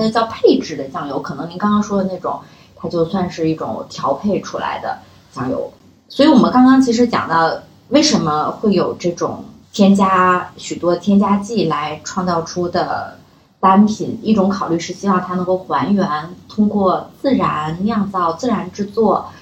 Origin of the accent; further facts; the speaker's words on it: China; 过往的我们中国人的智慧里面